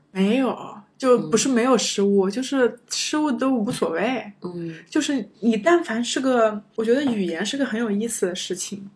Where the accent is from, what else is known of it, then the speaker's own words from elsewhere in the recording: China; moved away as an adult; also born or lived in United States; 中国学生，我们